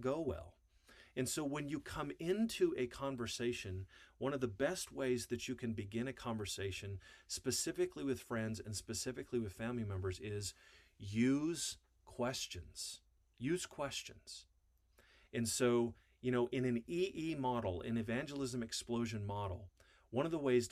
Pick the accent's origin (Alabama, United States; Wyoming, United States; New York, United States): Wyoming, United States; I grew up in Wyoming on a farm.